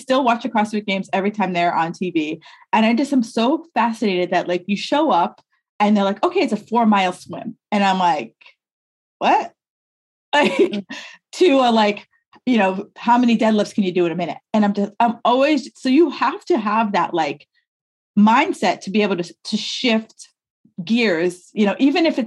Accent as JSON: {"language": "English", "region": "New York", "country": "United States", "also_born_or_lived": "New England", "moved": "yes", "said": "I'm from New York"}